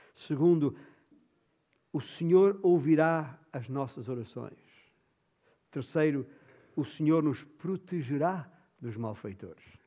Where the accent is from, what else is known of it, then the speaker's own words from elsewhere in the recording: Alentejo, Portugal; na minha terra, o meu alentejo